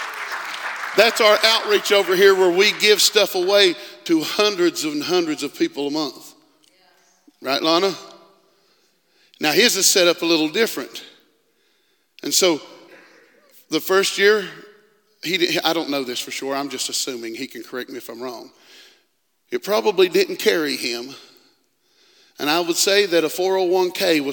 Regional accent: West Virginia, United States; I'm from West Virginia.

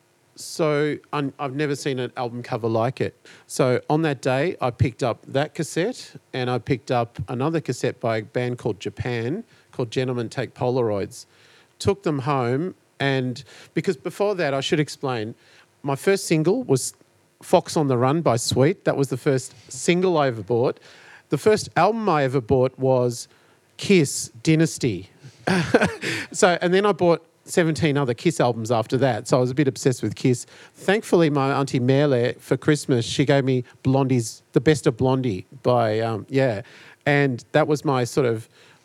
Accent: Frankston, Victoria, Australia; growing up in Frankston

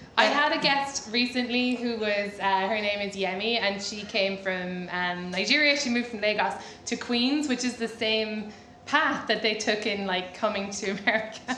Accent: Ireland; moved away as an adult; now in United States; I'm Irish.

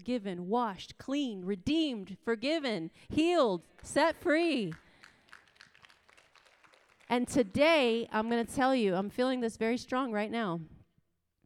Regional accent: East Coast, United States; moved away; also born or lived in the West; I'm from the East Coast, and now I live in the West

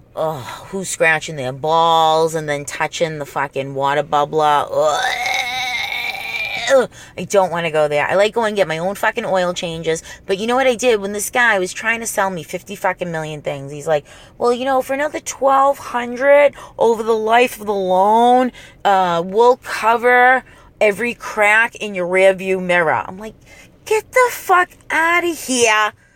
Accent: Revere, Massachusetts, United States; born or raised there; accent: Boston accent

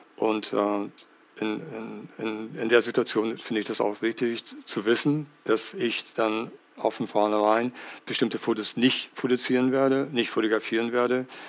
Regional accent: United States; now in Hamburg, Germany; ich bin in den USA aufgewachsen.

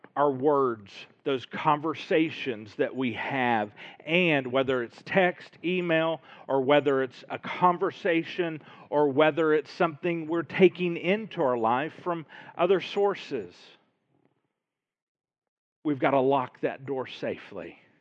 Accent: Little Rock, Arkansas, United States; I grew up in Little Rock

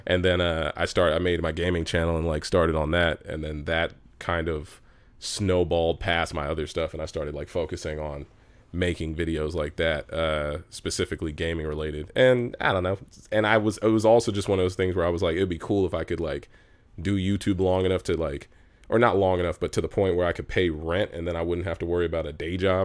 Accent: Los Angeles, California, United States; I'm from Los Angeles, where we're at right now, which is very rare because I'm I'm an entertainer who's actually from here.

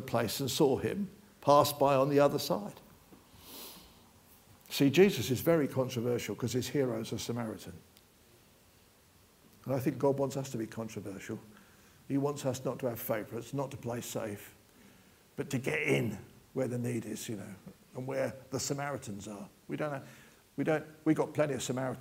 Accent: United Kingdom; We're British

